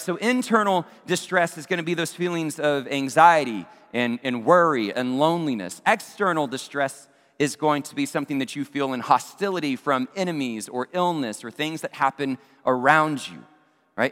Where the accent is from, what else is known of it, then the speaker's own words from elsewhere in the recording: Abilene, Texas, United States; my hometown of Abilene, Texas